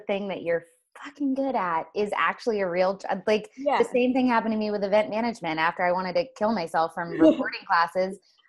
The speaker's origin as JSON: {"language": "English", "region": "Florida", "country": "United States", "said": "I'm from Florida, Julie."}